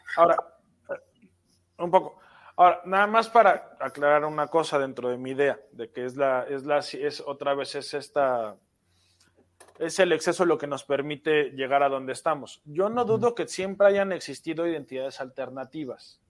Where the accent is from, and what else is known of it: Mexico